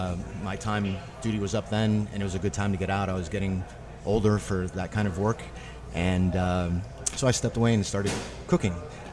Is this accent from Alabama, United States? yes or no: no; Ohio, United States; also born or lived in New York City; now in New Orleans, United States; Originally from Ohio.